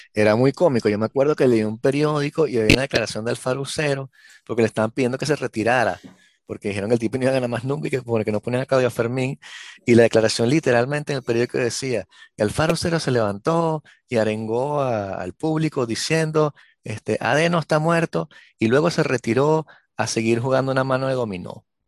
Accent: Venezuela; born or raised there

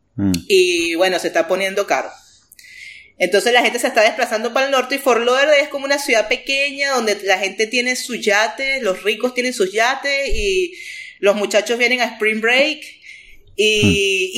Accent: Venezuela; moved away as an adult; also born or lived in United States (born) / North Carolina; now in United States; yo crecí en el Caribe

